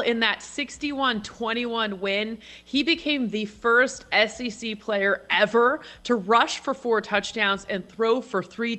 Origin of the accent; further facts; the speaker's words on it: Canada; I'm going to back the Americans, even though I'm Canadian.